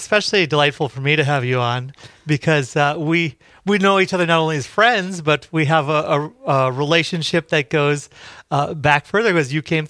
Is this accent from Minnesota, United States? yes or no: yes; Park Rapids, Minnesota, United States; also born or lived in Detroit Lakes; I was born in Detroit Lakes. We didn't live there. We lived in Park Rapids.